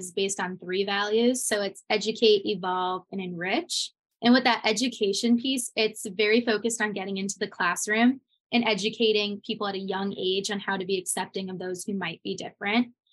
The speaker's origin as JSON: {"language": "English", "region": "Connecticut", "country": "United States", "said": "I'm from Connecticut"}